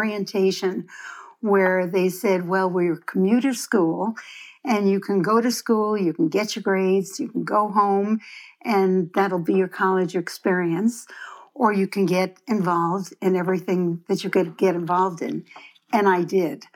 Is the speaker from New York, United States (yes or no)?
yes; Brooklyn, New York, United States; moved away; I grew up in Brooklyn